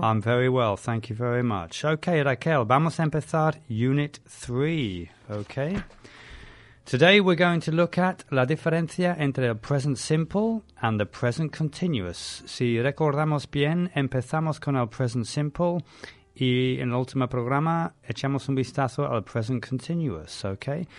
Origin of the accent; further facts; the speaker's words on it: London, United Kingdom; I'm from London.